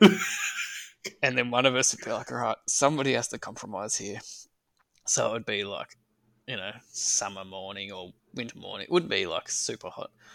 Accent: Wangaratta, Victoria, Australia; I was born and raised in Wangaratta in northeast Victoria.

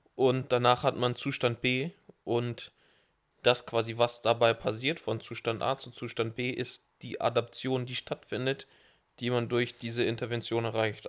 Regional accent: southeast Germany, Germany; ich bin ja aus dem Süden, Ost, da wo es Berge gibt

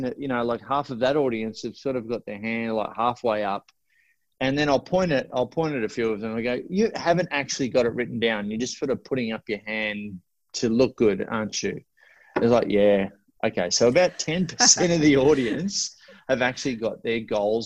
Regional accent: Australia; I'm Australian.

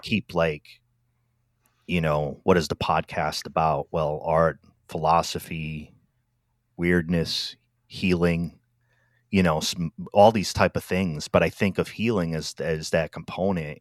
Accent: Rhode Island, United States; moved away; also born or lived in Washington, D.C. / Silver Spring, Maryland; I'm from Rhode Island originally, but my first stop outside of that area where I grew up

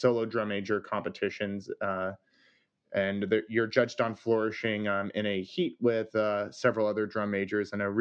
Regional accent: California, United States; I'm from California

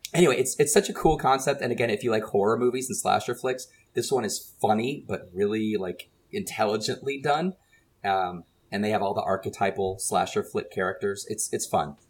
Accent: San Antonio, Texas, United States; growing up in San Antonio

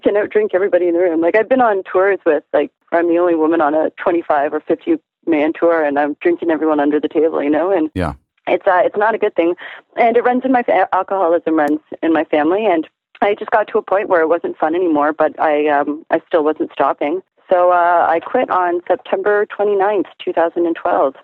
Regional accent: Toronto, Ontario, Canada; also born or lived in Montreal; I was born and raised in Toronto

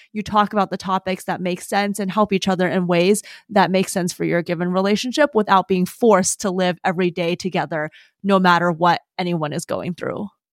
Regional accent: Madison, Wisconsin, United States; also born or lived in Davis, California; when I was nine, moved back to Madison, where I lived until I went to college

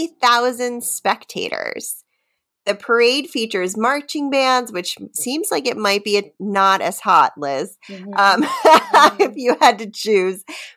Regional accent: Havre de Grace, Maryland, United States; also born or lived in Washington, District of Columbia, United States; now in Arlington, United States; I grew up in Havity Grace, Maryland

